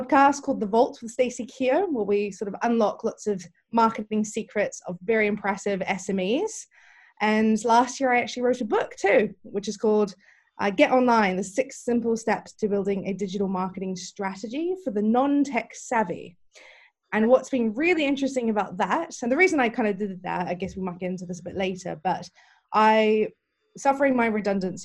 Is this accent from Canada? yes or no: no; New Zealand; moved away as an adult; now in London, United Kingdom; originally, I'm actually from New Zealand, and I moved to London in 2006